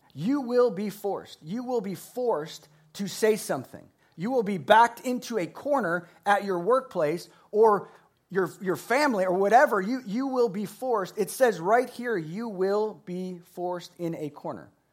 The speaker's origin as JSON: {"language": "English", "region": "Florida", "country": "United States", "said": "I'm from Florida"}